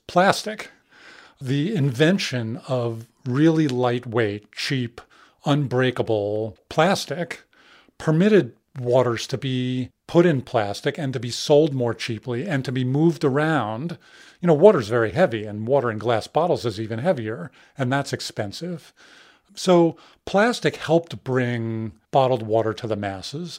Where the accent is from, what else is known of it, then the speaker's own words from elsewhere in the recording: New York City, New York, United States; I grew up in New York City.